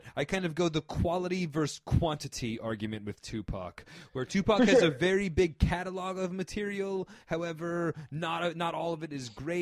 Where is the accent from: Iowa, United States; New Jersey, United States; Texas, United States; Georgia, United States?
New Jersey, United States; outside New York City, New Jersey suburbs, United States; I grew up in the suburbs of Jersey, right outside New York.